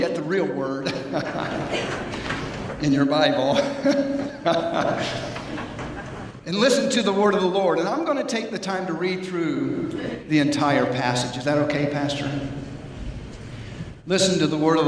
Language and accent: English; Atlanta, Georgia, United States; I was raised in Atlanta, Georgia.